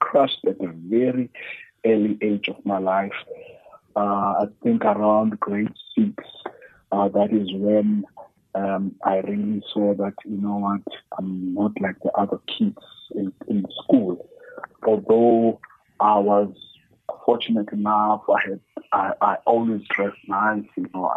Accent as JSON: {"language": "English", "town": "Cape Town", "region": "Western Cape", "country": "South Africa", "tie": "born or raised there", "said": "I grew up in Khayelitsha, with my mother"}